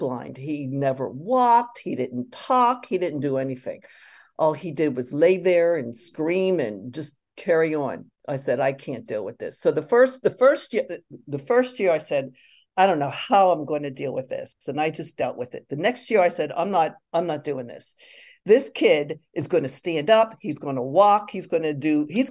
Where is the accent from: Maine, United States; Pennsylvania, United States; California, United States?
Pennsylvania, United States; Pittsburgh; I grew up in Pittsburgh